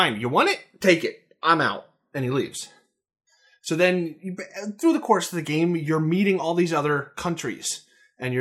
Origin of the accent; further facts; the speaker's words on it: United States; as an American